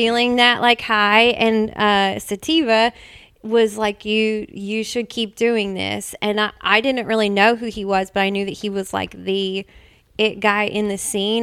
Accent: Nashville, Tennessee, United States; also born or lived in Mount Juliet, Tennessee; I was born and raised in Nashville.

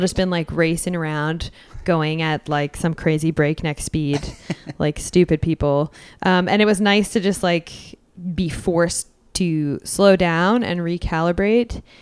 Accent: Edmonton, Alberta, Canada; born and raised in Edmonton

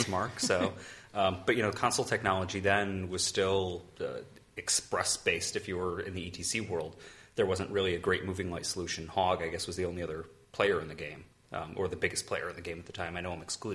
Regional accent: Connecticut, United States; I grew up in Connecticut.

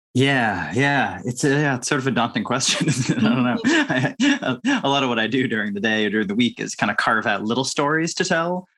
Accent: Winchester, Massachusetts, United States; So Winchester, Massachusetts is like a, you know, wealthy suburb of Boston

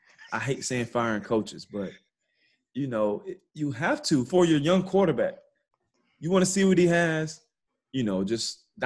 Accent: Georgia, United States; I'm from Georgia.

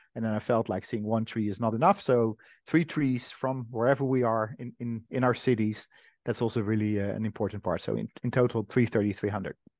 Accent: Netherlands; my home country, the Netherlands

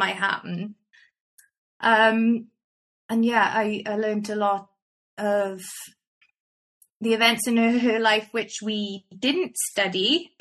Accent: Welsh, Wales, United Kingdom; I'm Welsh

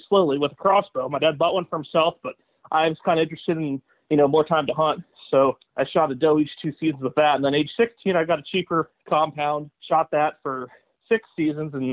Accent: Cogan Station, Pennsylvania, United States; also born or lived in Williamsport, Pennsylvania; I grew up in Cogan Station, which is just north of Williamsport here. But yeah, I've lived in this area my whole life

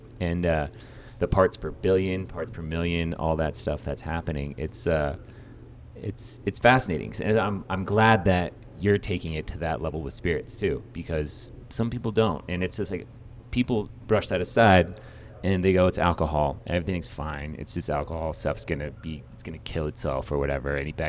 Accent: California, United States; I'm from California

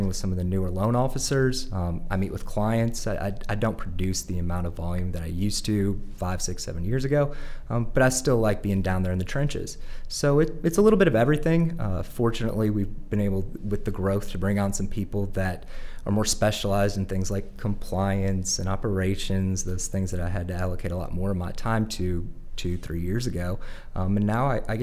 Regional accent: St. Louis, Missouri, United States; moved away as an adult; also born or lived in New Orleans, Louisiana; now in Little Rock, United States; I was born in New Orleans, raised in St. Louis.

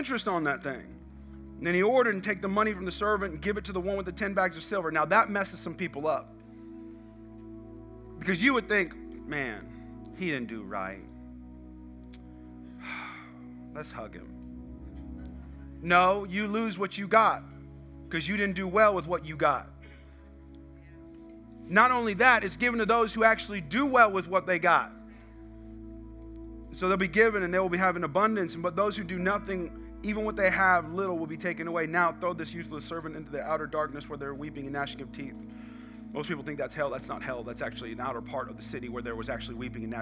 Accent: United States; I'm American.

